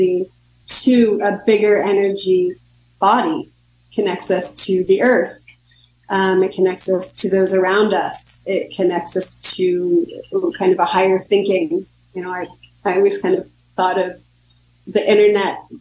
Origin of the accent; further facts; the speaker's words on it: United States; I'm American and I grew up here